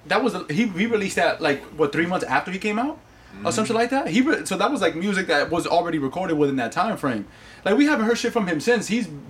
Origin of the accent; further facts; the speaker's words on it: New York, United States; Listen, I'm from New York.